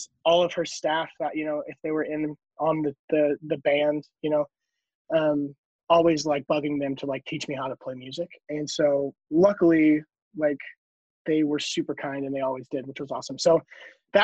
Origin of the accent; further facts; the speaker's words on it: North Carolina, United States; also born or lived in East Tennessee; We moved to North Carolina when I was 5